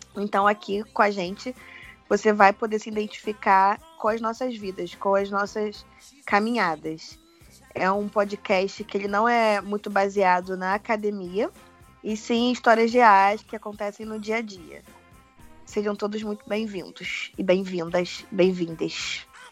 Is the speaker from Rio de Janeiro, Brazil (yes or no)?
yes; Rio de Janeiro, Brazil; moved away as an adult; now in São Paulo, Brazil; eu hoje moro em São Paulo, tenho um ano, moro no centro de São Paulo, mas sou carioca.